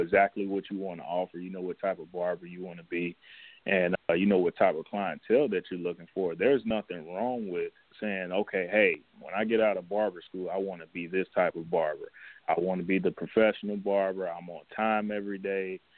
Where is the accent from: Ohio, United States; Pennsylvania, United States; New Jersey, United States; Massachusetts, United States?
Ohio, United States; Cincinnati; I'm from Cincinnati, Ohio